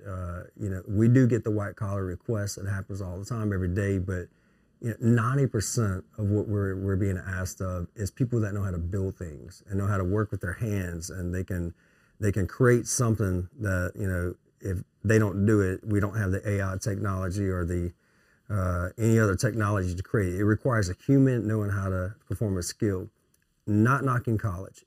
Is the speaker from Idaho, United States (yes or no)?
no; Melville, Louisiana, United States; I'm from Melville